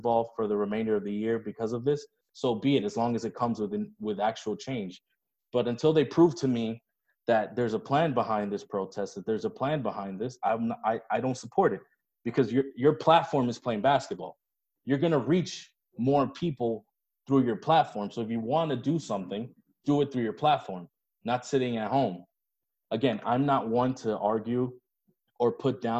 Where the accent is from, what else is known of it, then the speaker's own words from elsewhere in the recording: Miami, Florida, United States; both of us went to school in Miami